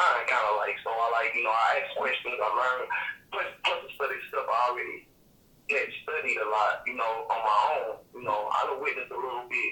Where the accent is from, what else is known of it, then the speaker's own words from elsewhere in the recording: Mississippi, United States; I'm from Mississippi